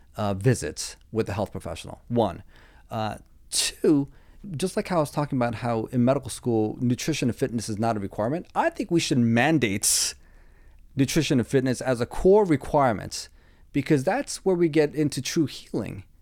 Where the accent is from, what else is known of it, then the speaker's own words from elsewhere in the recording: East Coast, United States; I'm from the East Coast